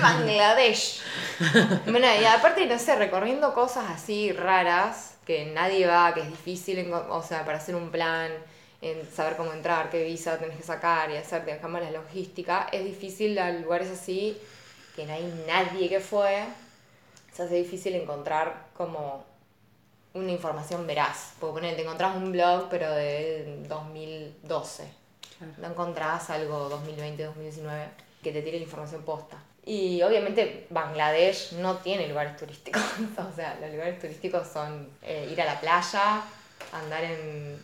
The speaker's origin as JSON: {"language": "Spanish", "country": "Argentina", "said": "sos de Argentina, sí, del país de Maradona"}